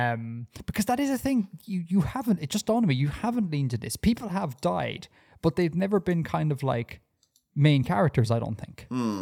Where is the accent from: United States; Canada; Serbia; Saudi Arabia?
Saudi Arabia; born there; because I was born in Saudi Arabia. That means I have had a Saudi Arabian birth cert in Ireland, because of just stupid bureaucracy.